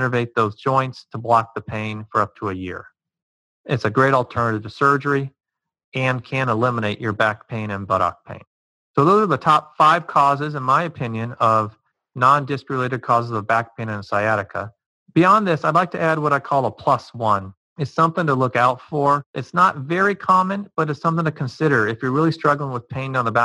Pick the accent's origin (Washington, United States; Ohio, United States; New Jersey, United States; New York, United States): Ohio, United States; Cincinnati; I'm from the Cincinnati area, and growing up watching the Cincinnati Reds